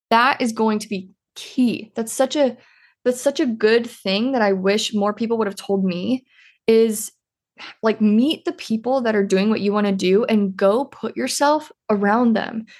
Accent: Iowa, United States; I'm originally from Iowa.

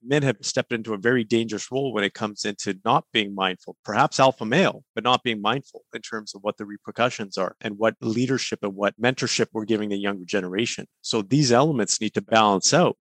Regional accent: Kelowna, British Columbia, Canada; where i grew up in Kelowna, british columbia but i grew up on an orchard

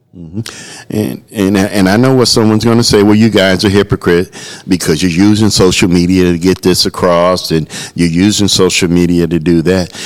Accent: Chicago, Illinois, United States; I'm from the Chicagoland area

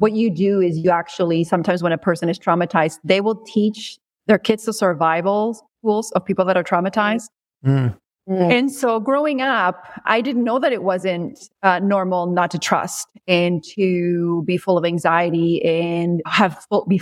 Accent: Peru; moved away; I grew up in Peru

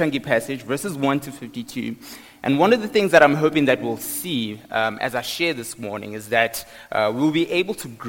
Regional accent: Johannesburg, Gauteng, South Africa; moved away as an adult; now in Pretoria, South Africa; I grew up in Johannesburg

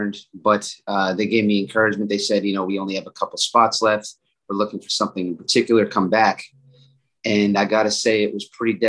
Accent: Worcester, Massachusetts, United States; moved away as an adult; now in Austin, United States; I'm from Worcester, Massachusetts. I had just moved to Austin, Texas

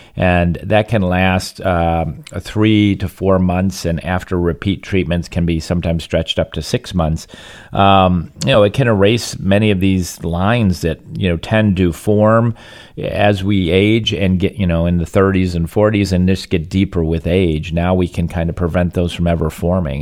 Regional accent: Michigan, United States; now in Southwest Florida, United States; growing up in Michigan

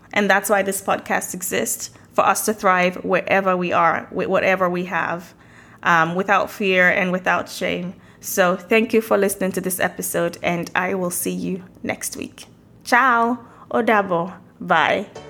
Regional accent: Nigeria; moved away as an adult; now in United States; I moved to the US from Nigeria in the early 2000s

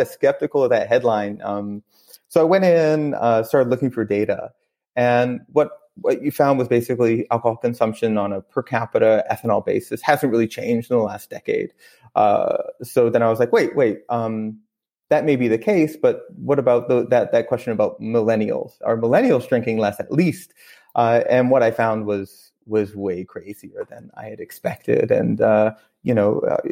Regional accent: Maine, United States; moved away as an adult; also born or lived in Brooklyn, New York / Ithaca, New York / Ethiopia; I grew up in Maine

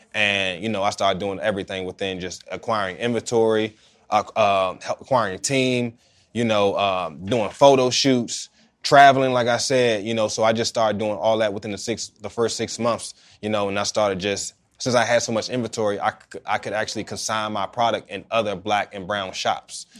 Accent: Oxon Hill, Maryland, United States; I grew up in Oxon Hill

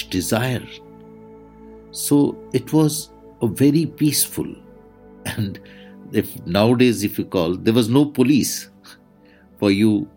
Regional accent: India; I am the Indian monk

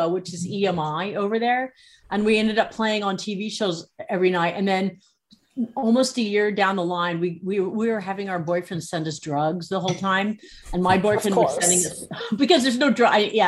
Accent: San Francisco, California, United States; I grew up in San Francisco

